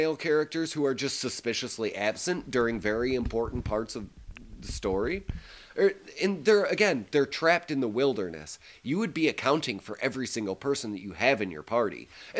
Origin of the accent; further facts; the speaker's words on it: the South, United States; accent: Southern US; much like my southern accent.